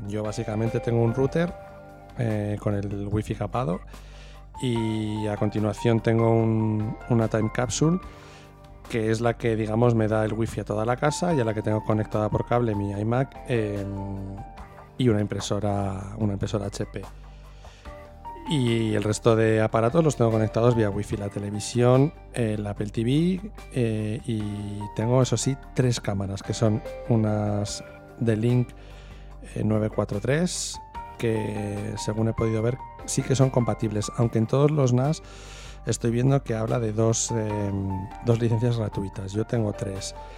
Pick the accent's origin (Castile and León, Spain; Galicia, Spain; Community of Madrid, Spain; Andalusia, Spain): Castile and León, Spain; Burgos; soy de Burgos